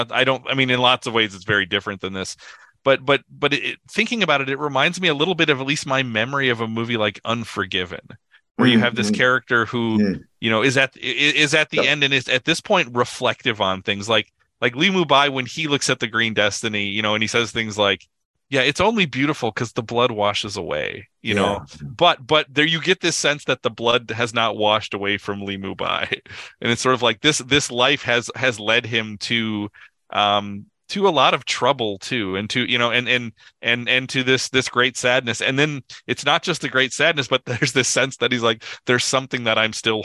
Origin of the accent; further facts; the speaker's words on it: United States; as an American